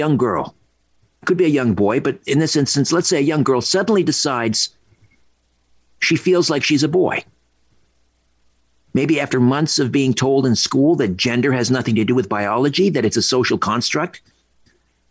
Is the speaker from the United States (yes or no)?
no; Brantford, Ontario, Canada; He lived around the corner from my house where I grew up in Brantford